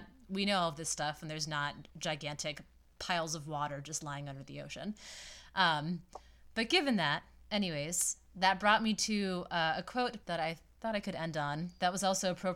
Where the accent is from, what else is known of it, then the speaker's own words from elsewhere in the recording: Massachusetts, United States; I'm at least from Massachusetts.